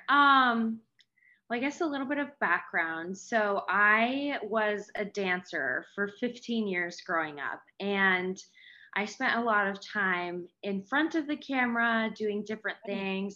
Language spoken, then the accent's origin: English; Seattle, Washington, United States; I am from Seattle, Washington